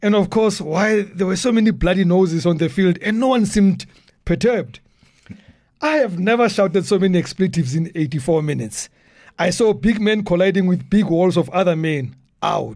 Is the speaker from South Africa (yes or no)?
yes; Soweto, Gauteng, South Africa; I grew up in Dobsonville.